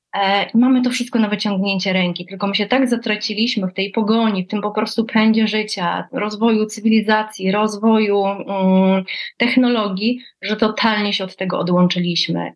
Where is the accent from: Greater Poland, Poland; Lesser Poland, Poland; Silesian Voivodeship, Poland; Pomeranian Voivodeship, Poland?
Pomeranian Voivodeship, Poland; Gdańsk; Tutaj u nas w Gdańsku, bo pochodzę z Gdańska